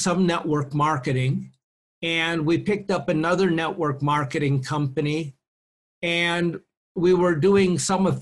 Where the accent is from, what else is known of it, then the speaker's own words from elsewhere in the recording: Maplewood, Minnesota, United States; moved away as an adult; also born or lived in Iowa; now in Mexico; I grew up in Minnesota.